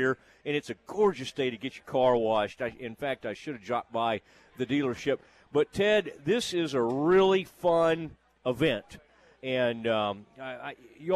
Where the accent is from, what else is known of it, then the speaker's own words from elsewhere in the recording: Kaufman, Texas, United States; I grew up in Kaufman, Texas, which is a rodeo town